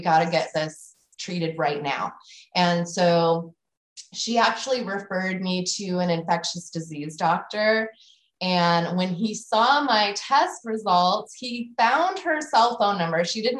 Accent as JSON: {"language": "English", "region": "West Coast", "country": "United States", "said": "I'm from the West Coast. Like Lyme disease, where's that coming from?"}